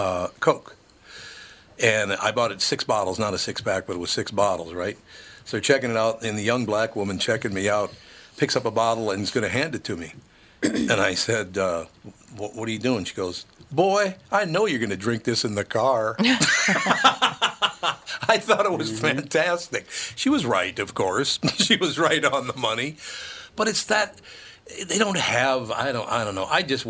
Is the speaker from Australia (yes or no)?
no; Minnesota, United States; I grew up in Minnesota, love it.